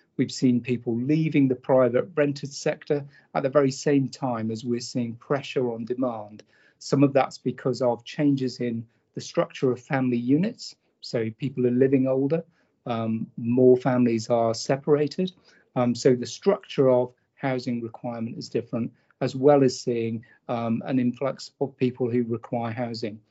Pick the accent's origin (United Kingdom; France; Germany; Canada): United Kingdom; Norfolk, East of England; So I grew up in Norfolk